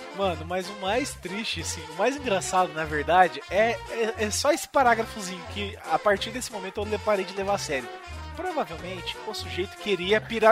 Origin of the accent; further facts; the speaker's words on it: Campo Mourão, Paraná, Brazil; na minha terra natal, em Campo Mourão